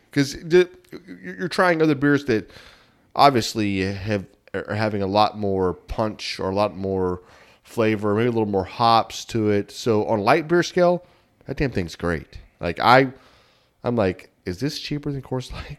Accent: Texas, United States; we're not from Oklahoma. We're from Texas.

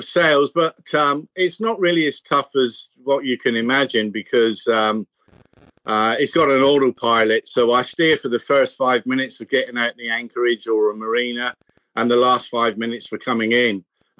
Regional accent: United Kingdom; born there; also born or lived in New Zealand / Australia; Well, originally the UK, but I'm a bit of a street dog because I was born in the UK.

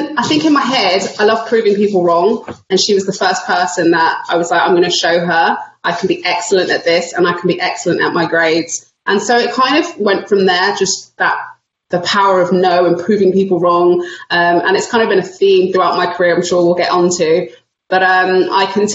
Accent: London, United Kingdom; I grew up in Northwest London, Stonebridge Park.

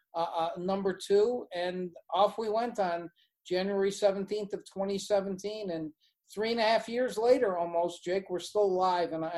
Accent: Buffalo, New York, United States; moved away as an adult; also born or lived in Ann Arbor, Michigan / Ithaca, New York; now in Nevada, United States; I'm from Buffalo, New York originally, and came here from Ann Arbor

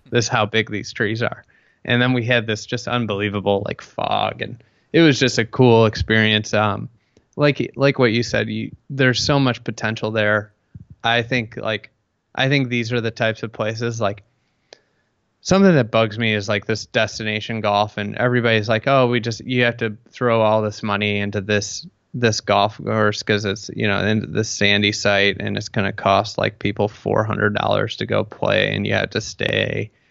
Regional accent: Midwest, United States; I'm from the Midwest

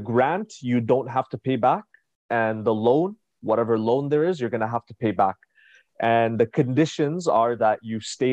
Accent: Ottawa, Ontario, Canada; I was born and raised in Canada, Ottawa, Ontario. And growing up in Ottawa

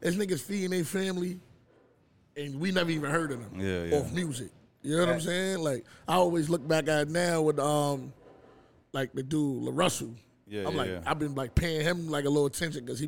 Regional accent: New York City, New York, United States; I'm from Far Rock, Queens

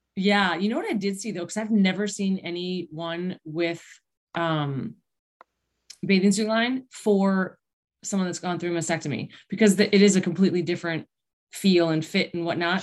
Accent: East Aurora, New York, United States; I grew up in East Aurora outside of Buffalo.

